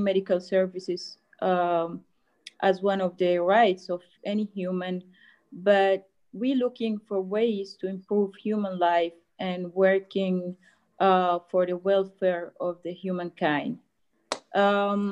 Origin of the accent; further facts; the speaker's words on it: South Sudan; now in Egypt; from South Sudan, actually. We're not from Sudan